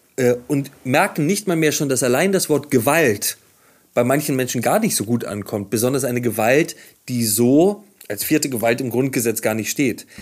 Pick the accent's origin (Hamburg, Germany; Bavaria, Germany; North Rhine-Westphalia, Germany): Hamburg, Germany; Ich komme aus Hamburg, äh, gibt es dieses berühmte Video aus dem Jenischpark, da habe ich als Jugendlicher auch ab und zu gesessen mit Freunden